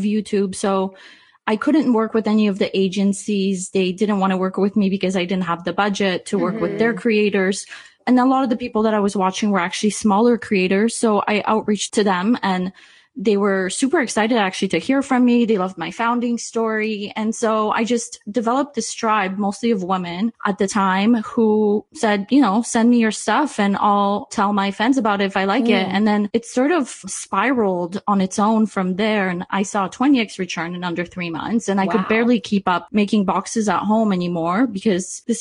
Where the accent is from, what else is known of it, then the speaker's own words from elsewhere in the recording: Canada; I'm Canadian